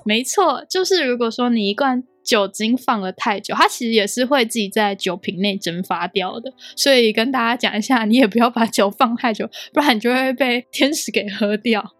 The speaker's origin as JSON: {"language": "Chinese", "country": "Taiwan", "moved": "as an adult", "lives_now": "United Kingdom", "said": "我们台湾人"}